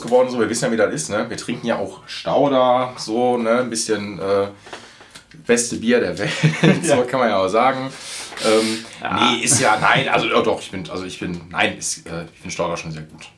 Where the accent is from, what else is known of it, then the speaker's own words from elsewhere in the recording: Essen, North Rhine-Westphalia, Germany; ich wohne direkt an Zoll, also will ich direkt an Zollverein und ich bin auf Zollverein jetzt groß geworden.